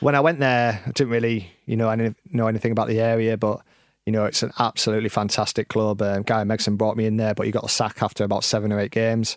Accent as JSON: {"language": "English", "town": "Scarborough", "region": "Yorkshire and the Humber", "country": "United Kingdom", "tie": "born or raised there", "moved": "yes", "said": "my hometown of Scarborough"}